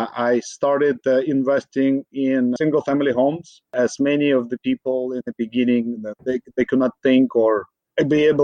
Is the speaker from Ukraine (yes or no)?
yes; Ukraine; now in Bay Area, United States; Originally, I'm from Ukraine